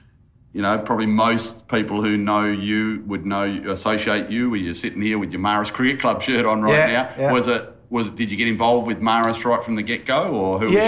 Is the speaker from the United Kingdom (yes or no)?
no; Harvey, Western Australia, Australia; I can well remember growing up in Harvey, my dad would coach our junior cricket program, had 100 kids playing junior cricket on the Harvey Primary School and a few other ovals around there.